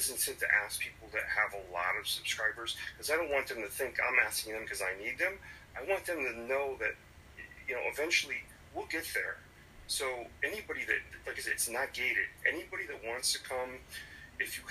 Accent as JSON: {"language": "English", "town": "Springfield", "region": "Massachusetts", "country": "United States", "said": "I'm from Springfield, Massachusetts."}